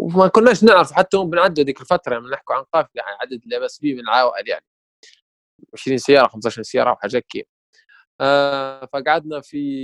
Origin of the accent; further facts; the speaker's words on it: Sirte, Sirte District, Libya; moved away as an adult; now in Tripoli, Libya; لما انتقلت من سرت آه، الى طرابلس